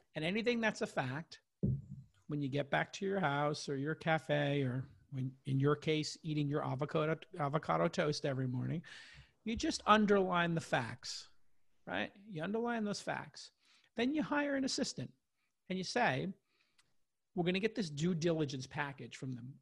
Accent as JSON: {"language": "English", "region": "New York", "country": "United States", "tie": "born or raised there", "also_born_or_lived": "Los Angeles", "moved": "as an adult", "lives_now": "San Francisco, United States", "said": "this kid from Brooklyn living in New York"}